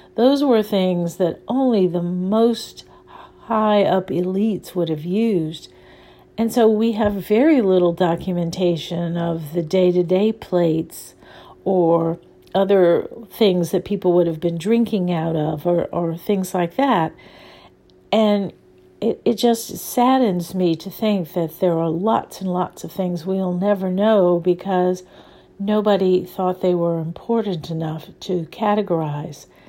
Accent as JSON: {"language": "English", "town": "New Orleans", "region": "Louisiana", "country": "United States", "tie": "born or raised there", "said": "I grew up in New Orleans, where there is a very, very strong food culture"}